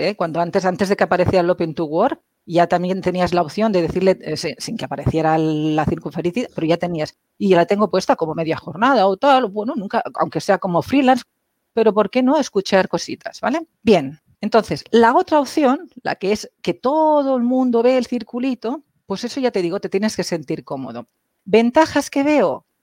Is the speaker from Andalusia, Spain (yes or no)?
no; Catalonia, Spain; Yo soy catalana.